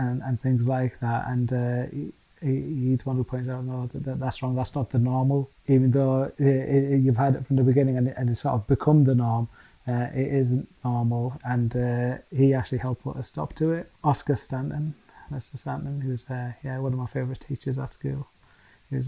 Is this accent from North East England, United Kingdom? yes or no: yes; Middlesbrough, North East England, United Kingdom; Being born and bred in Middlesbrough, lived in Middlesbrough all our lives.